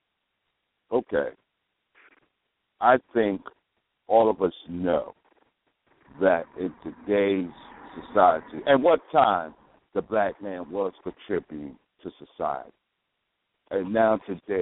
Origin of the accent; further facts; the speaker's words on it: Jersey City, New Jersey, United States; I'm from Jersey City, which is right across the Hudson River